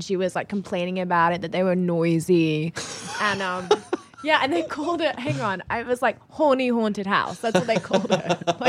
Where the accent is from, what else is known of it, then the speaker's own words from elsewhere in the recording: England, United Kingdom; I was born and raised in England. All my family are there. I am English. I moved to Texas for a year when I was 14 with my family for